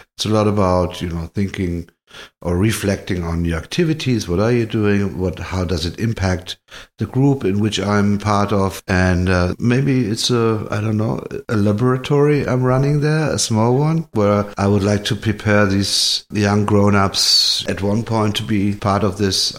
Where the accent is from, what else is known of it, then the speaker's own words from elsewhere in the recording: Hanau, Hesse, Germany; now in Berlin, Germany; German born. I grew up in Hanau, a small town next to Frankfurt.